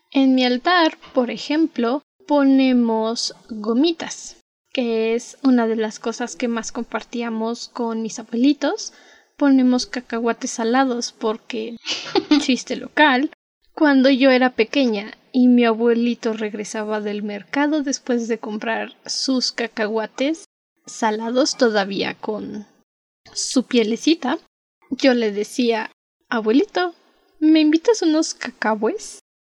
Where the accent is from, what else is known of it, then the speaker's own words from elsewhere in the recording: Mexico; also born or lived in Mexico City; somos mexicanos